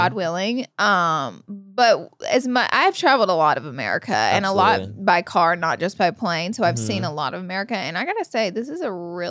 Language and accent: English; Alabama, United States; Someone said they're surprised I haven't because I'm from Alabama.